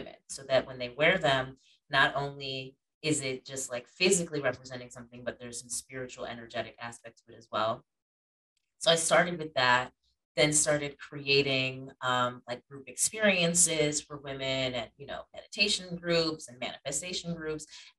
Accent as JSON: {"language": "English", "town": "Schenectady", "region": "New York", "country": "United States", "tie": "born or raised there", "moved": "as an adult", "lives_now": "Atlanta, United States", "said": "I grew up in like the Schenectady Gilderland area."}